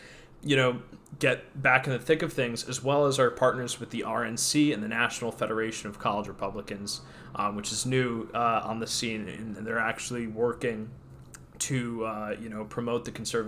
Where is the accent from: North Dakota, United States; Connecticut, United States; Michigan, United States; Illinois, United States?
Connecticut, United States; In my home state of Connecticut